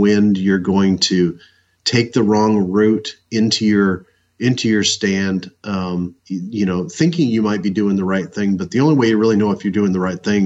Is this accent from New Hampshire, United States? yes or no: yes; New Hampshire, United States; moved away as an adult; also born or lived in Kansas; growing up in New Hampshire, and where the deer densities are low